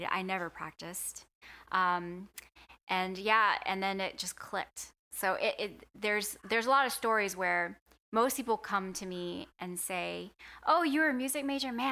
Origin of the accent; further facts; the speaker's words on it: Atlanta, Georgia, United States; I grew up in the Atlanta suburbs